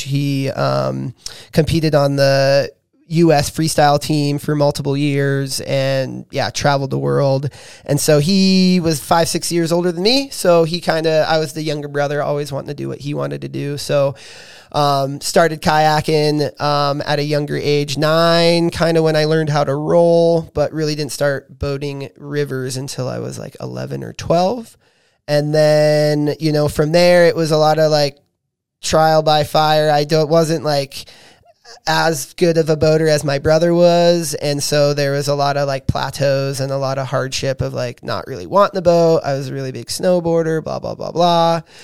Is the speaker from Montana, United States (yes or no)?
yes; Bigfork, Montana, United States; growing up in Big Fork